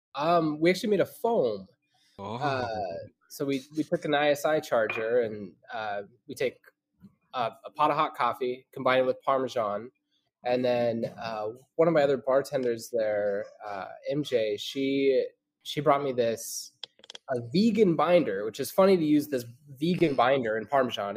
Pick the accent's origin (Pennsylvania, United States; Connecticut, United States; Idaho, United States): Idaho, United States; moved away as an adult; now in North Carolina, United States; I grew up in Idaho my whole life